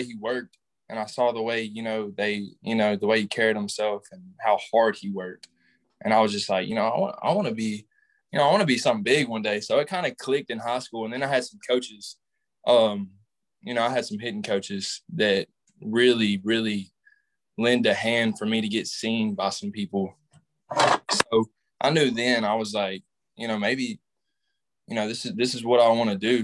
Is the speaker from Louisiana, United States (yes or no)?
no; Southaven, Mississippi, United States; I'm from South Haven, Mississippi. Grew up in South Haven